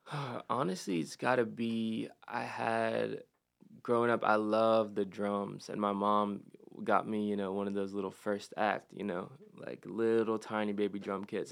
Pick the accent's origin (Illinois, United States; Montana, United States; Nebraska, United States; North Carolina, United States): North Carolina, United States; Statesville; I was uh, born and raised in Statesville